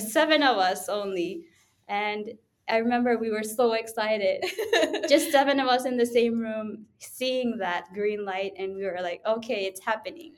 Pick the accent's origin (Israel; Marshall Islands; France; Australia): Marshall Islands; now in Japan; from the Marshall Islands